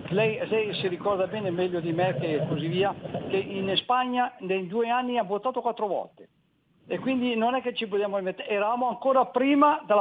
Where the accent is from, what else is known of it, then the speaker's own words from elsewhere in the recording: Gallarate, Lombardy, Italy; born there; now in Cardano al Campo, Italy; sono nato, son nato, a Gallarate, però adesso sono qui ai confini, però vorrei ritornare a Gallarate.